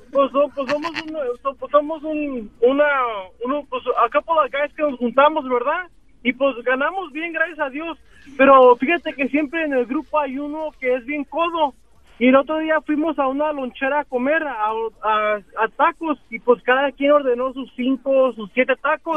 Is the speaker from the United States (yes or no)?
yes; Salinas, California, United States; now in Fresno, United States; Nací en una ciudad muy hermosa Llamada Salinas